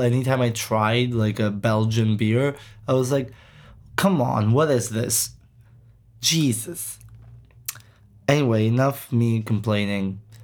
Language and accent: English; Greece; we're from Greece